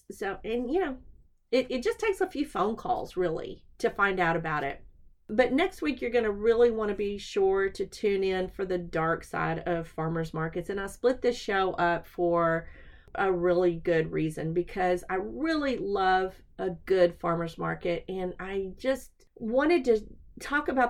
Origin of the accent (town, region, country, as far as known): Texas, United States; accent: southern